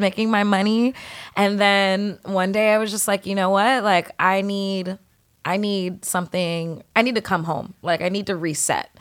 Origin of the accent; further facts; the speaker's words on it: San Diego, California, United States; moved away as an adult; now in New York, United States; I grew up, you know, in San Diego, predominantly Filipino neighborhood